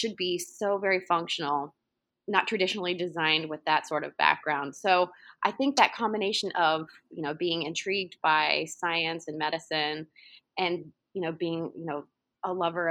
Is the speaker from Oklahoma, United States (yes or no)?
yes; Oklahoma City, Oklahoma, United States; moved away as an adult; I grew up in Oklahoma City, and I haven't lived in Oklahoma in almost 20 years